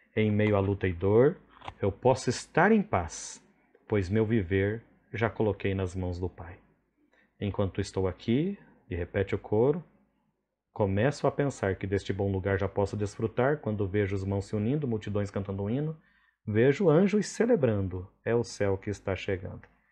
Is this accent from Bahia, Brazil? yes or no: no; Paraná, Brazil; now in Rondônia, Brazil; como bom paranaense